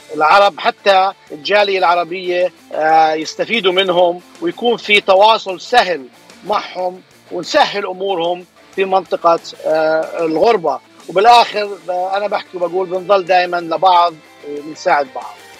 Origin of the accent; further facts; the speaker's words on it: Jordan; also born or lived in Bay Area, California, United States; now in Anaheim, United States; انا اصلا من الاردن يعني اصلي اردني هاجرت على امريكا بدايه آه، آه، التسعينات